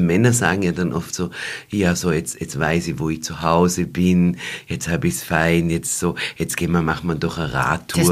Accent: Waldviertel, Lower Austria, Austria; bei uns im Waldviertel

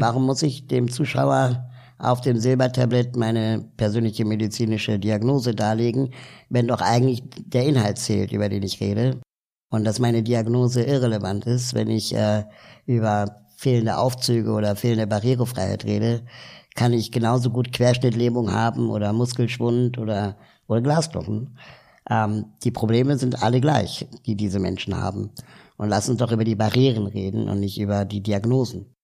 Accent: Berlin, Germany; also born or lived in South America / Peru; ich bin zwar in Berlin aufgewachsen

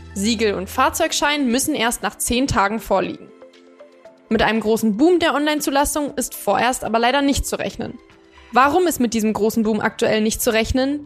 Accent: Hanover, Lower Saxony, Germany; now in Berlin, Germany; Ich komme ja gebürtig aus Hannover

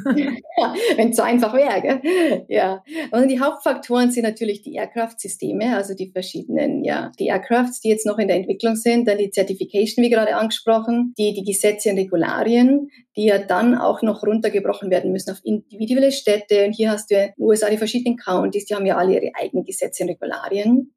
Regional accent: Munich area, Bavaria, Germany; ich komme ja auch aus der Münchner Gegend

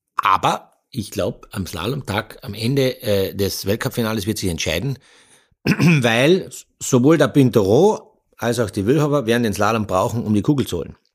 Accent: Austria; bei uns in Österreich

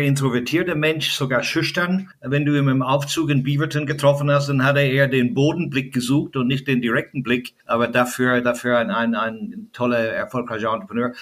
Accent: Ireland; German is a second language; now in Germany; als Kind in Irland bin ich ja groß geworden

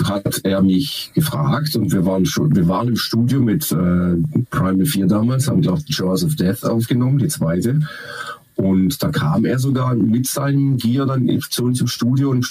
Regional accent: Baden-Württemberg, Germany; Wassermann. Ähm, sensibel. Weiß aber trotzdem, was er will. Das waren mehr als drei Worte. Ja. Und Schwabe.

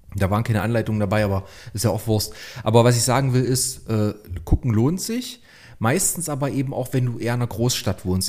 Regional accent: Leipzig, Saxony, Germany; ich komme aus Leipzig

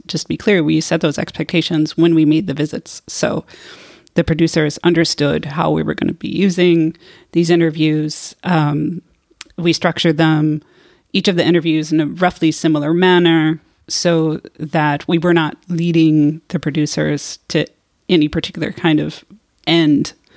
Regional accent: United States; moved away; also born or lived in California; I am from the United States.

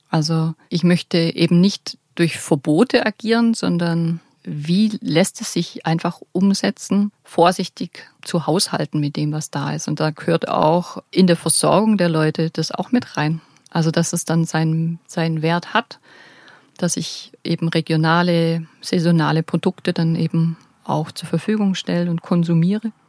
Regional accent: Bavaria, Germany; Ich baue da gerne einfach das auch ein, was, was ich als Allgäuer Wildkräuterführerin mit auf den Weg geben möchte.

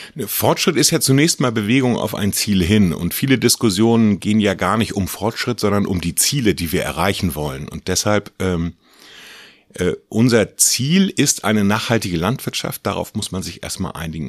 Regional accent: Gnoien, Mecklenburg-Vorpommern, Germany; Ich komme aus Gneuen. Das ist eine kleine Stadt in Mecklenburg zwischen Rostock und der Demmin.

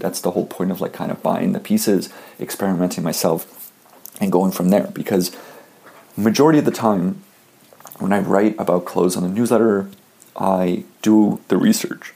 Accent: Canada; I'm Canadian

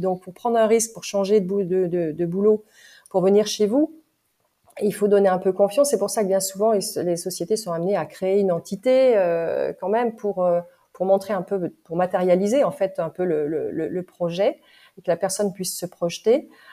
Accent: France; en tant que française

